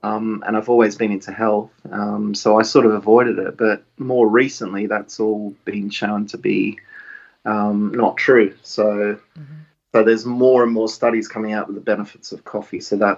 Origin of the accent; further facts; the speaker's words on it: Australia; moved away; You can probably tell by the accent, I was born in Australia and grew up in Australia.